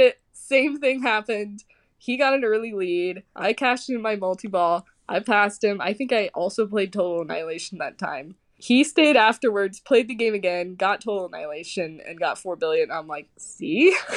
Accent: Kansas City, United States; I'm from Kansas City

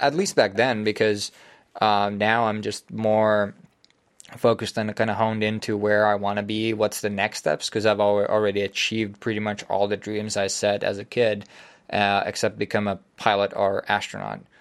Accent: Finland

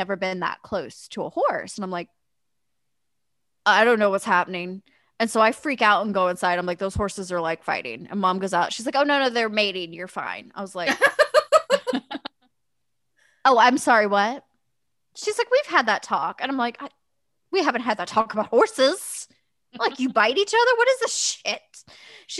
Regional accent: Kansas City, United States; also born or lived in West Drexel, Kansas; I'm moving from Kansas City. Like we lived in Kansas City, in the city

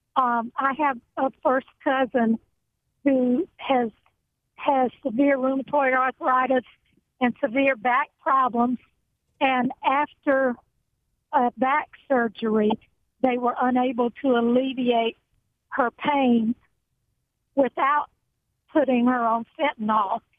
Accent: Chicago, Illinois, United States; now in Georgia, United States; We're we're from Chicago

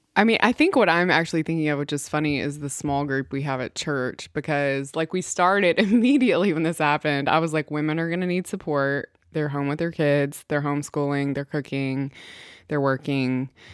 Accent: Mississippi, United States; I am from Mississippi and come from country folk

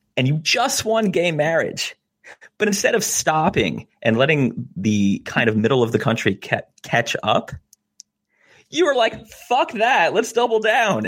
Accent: New Jersey, United States; I'm from New Jersey

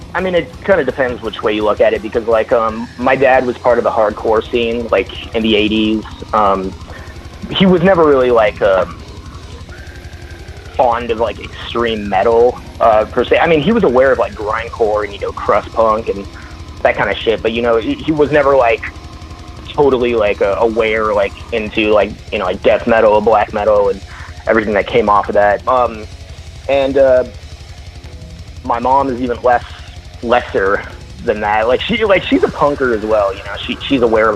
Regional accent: Valencia, California, United States; now in Nevada, United States; I was born in Valencia

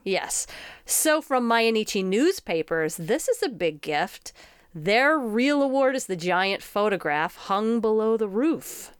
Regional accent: United States; an American woman

